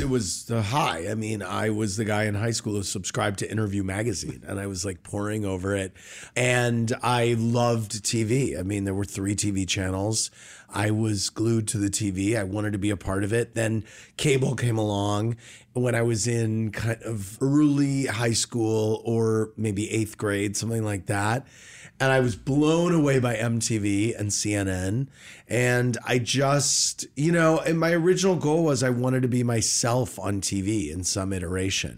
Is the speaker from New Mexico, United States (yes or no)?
no; St. Louis, Missouri, United States; Born and raised in Saint Louis